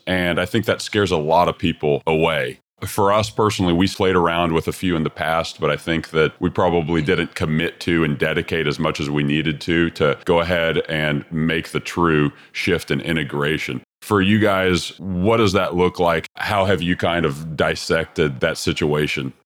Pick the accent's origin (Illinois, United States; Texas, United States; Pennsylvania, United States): Texas, United States; Texas Custom Build of the Year in 2017, which is my home state as well